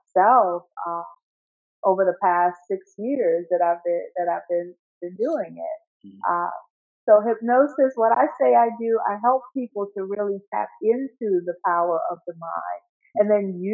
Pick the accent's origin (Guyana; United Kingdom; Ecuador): Guyana; now in United States; I'm living in the United States, but I was born in South America, in Guyana.